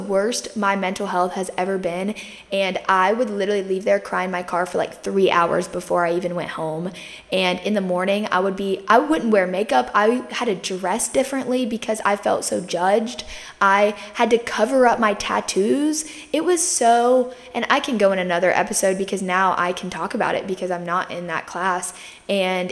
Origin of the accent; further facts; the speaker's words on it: Myrtle Beach, South Carolina, United States; I grew up in Myrtle Beach, South Carolina. I still live here